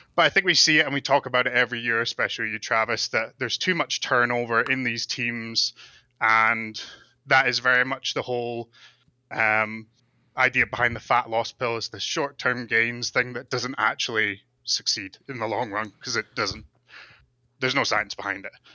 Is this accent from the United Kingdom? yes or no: yes; Scotland, United Kingdom; now in Calgary, Canada; I'm calling from Calgary, Alberta, Canada, but I'm originally from Scotland.